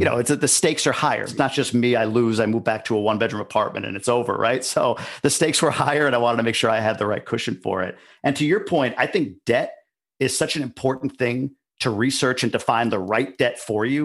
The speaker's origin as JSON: {"language": "English", "region": "New York", "country": "United States", "tie": "born or raised there", "also_born_or_lived": "Boston", "moved": "as an adult", "lives_now": "Ann Arbor, United States", "said": "I grew up in New York, lived in Boston for a number of years, and moved here about three years ago."}